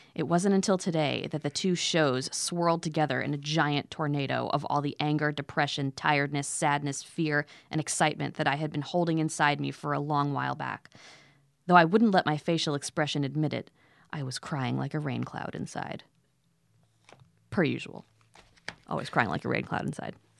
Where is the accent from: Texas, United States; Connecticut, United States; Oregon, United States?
Connecticut, United States; Southern; also born or lived in Chicago; I grew up in Southern Connecticut, but I felt like a New Yorker